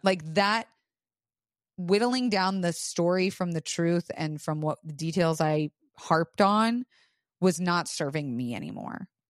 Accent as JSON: {"language": "English", "region": "Florida", "country": "United States", "tie": "born or raised there", "said": "I was raised in Florida"}